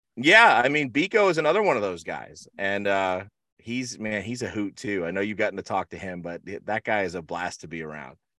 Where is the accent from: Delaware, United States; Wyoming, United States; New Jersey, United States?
New Jersey, United States; Rahway; now in Florida, United States; I grew up in Rahway, New Jersey